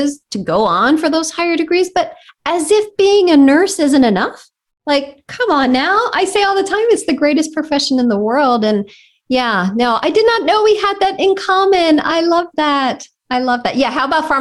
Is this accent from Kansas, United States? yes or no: no; Philadelphia, Pennsylvania, United States; moved away as an adult; now in Nashville, United States; the neighborhood in Philadelphia that I grew up in West Philadelphia, born and raised on the playground.